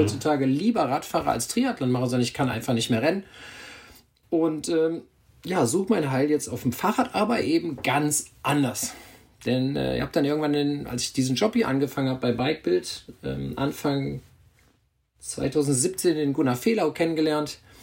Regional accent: Hückeswagen, North Rhine-Westphalia, Germany; moved away as an adult; now in Hamburg, Germany; Also ich komme aus dem Bergischen Land, eben aus meiner Heimatstadt Hückeswagen.

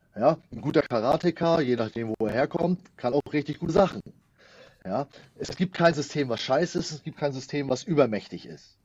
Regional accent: Schleswig-Holstein, Germany; bei uns in Schleswig-Holstein

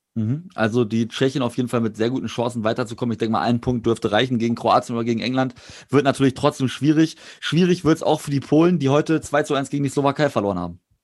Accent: Germany; als Deutscher

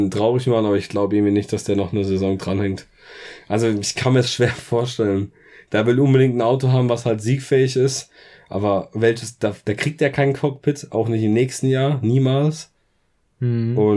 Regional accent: Germany; Ich bin Deutscher

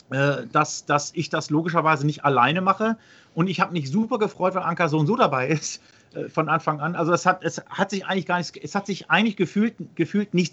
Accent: Langenhagen, Lower Saxony, Germany; ich komme aus Langhagen

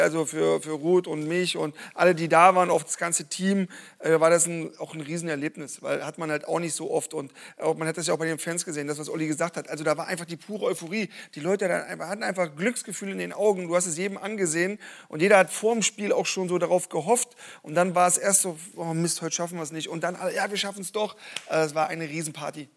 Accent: eastern Germany, Germany; ich komme aus dem Osten

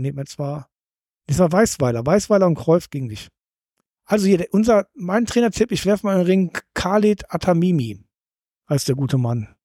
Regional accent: Cologne, North Rhine-Westphalia, Germany; now in Hamburg, Germany

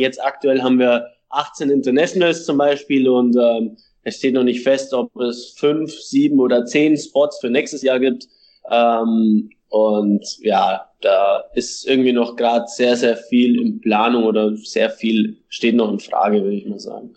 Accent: Regensburg, Bavaria, Germany; moved away as an adult; now in Chattanooga, United States; mit Regensburg, mit meiner Heimatstadt

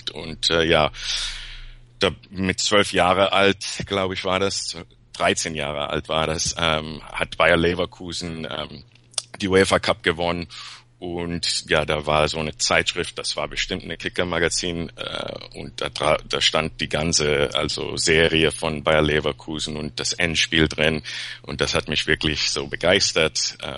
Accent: Peru; now in Los Angeles, United States; Eigentlich Peruaner.

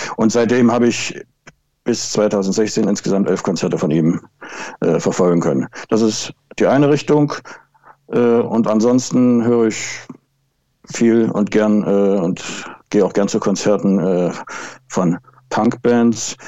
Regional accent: Altenburg, Thuringia, Germany; moved away as an adult; also born or lived in Wismar; now in Schwerin, Germany; Ich bin geboren und aufgewachsen in Thüringen, in Altenburg

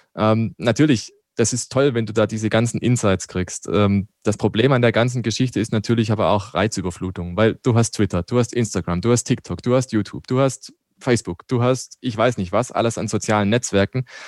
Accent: Black Forest, Baden-Württemberg, Germany; now in Landshut, Germany; Ich komme ja aus dem Schwarzwald.

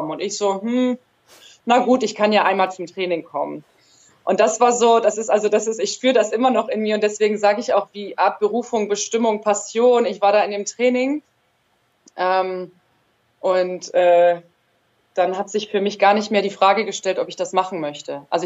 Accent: Germany; born there; ich bin hier auch in Deutschland geboren, aber ohne die Sprache zu können, war der Sport dann auch schon irgendwie verbindend und integrierend für meine Familie.

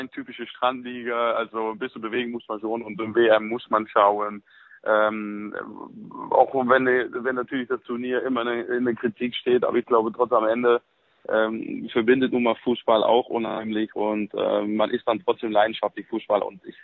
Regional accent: Netherlands; German is a second language; now in Germany; einfach hier wohl gefühlt und dann irgendwann nach 30 Jahren ist man auch ein bisschen mehr Deutscher als Holländer.

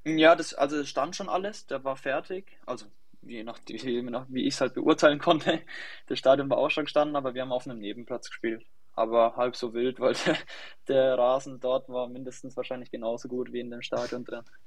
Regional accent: near Schweinfurt, Bavaria, Germany; ich komme aus der Nähe von Schweinfurt

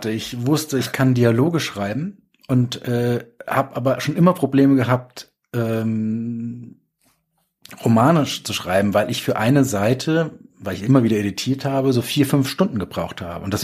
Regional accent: Darmstadt, Hesse, Germany; Nächstes Jahr ähm, ist in ähm, Darmstadt, in meiner Heimat.

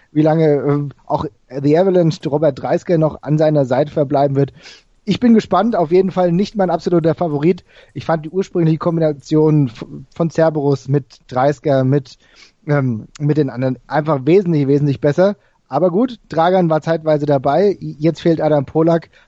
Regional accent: Frankfurt, Hesse, Germany; ich komme ja aus Frankfurt, der, aus dem Frankfurter Raum

